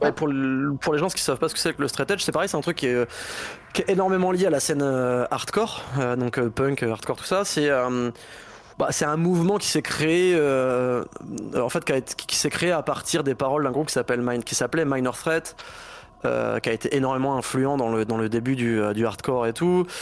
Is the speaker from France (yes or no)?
yes; Basque Country, Nouvelle-Aquitaine, France; moved away; also born or lived in Laval; je viens du Pays Basque à la base